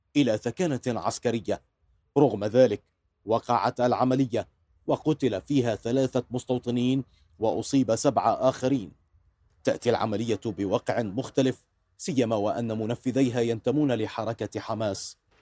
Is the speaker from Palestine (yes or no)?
yes; Palestine; نحن كشعب فلسطيني